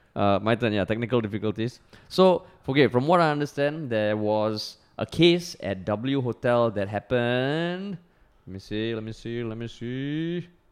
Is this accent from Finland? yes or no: no; Singapore; accent: Singaporean; also born or lived in United States; I'm from Singapore